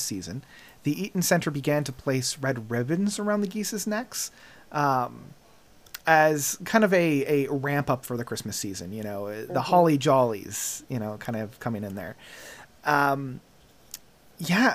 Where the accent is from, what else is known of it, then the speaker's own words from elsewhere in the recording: Canada; we're Canadian